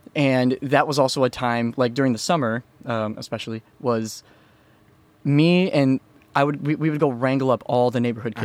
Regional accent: Iowa, United States; I grew up in an area that was called the Quad Cities

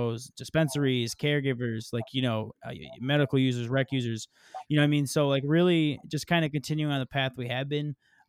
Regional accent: Michigan, United States; I'm from Michigan

